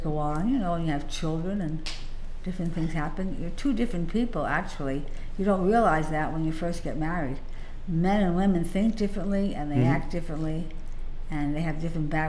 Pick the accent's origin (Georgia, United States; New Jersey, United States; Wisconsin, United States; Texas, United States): New Jersey, United States; moved away as an adult; now in California, United States; We were married and lived in New Jersey, born and raised in New Jersey